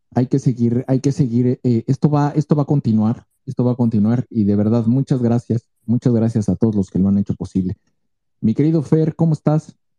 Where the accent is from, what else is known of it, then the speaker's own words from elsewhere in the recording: Mexico; Somos mexicanos